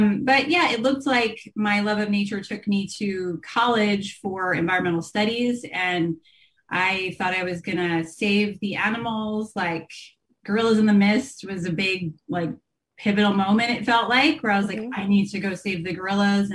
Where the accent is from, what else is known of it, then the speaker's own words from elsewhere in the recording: New Jersey, United States; So I grew up in New Jersey. I'm an East Coaster as well